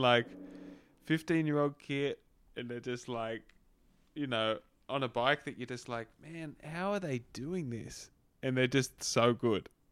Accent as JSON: {"language": "English", "country": "Australia", "tie": "born or raised there", "said": "growing up in Australia"}